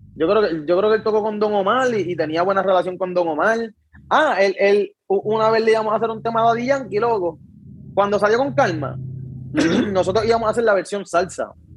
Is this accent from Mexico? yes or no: no; Luquillo, Puerto Rico; also born or lived in Fajardo; yo también crecí en Luquillo